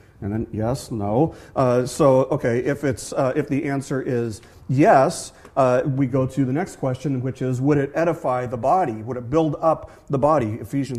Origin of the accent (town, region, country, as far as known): Las Vegas, Nevada, United States; born or raised there